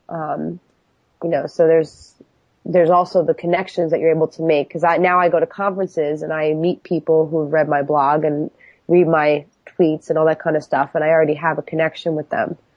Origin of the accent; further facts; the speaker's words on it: New York, United States; now in Philadelphia, United States; I was I was originally from New York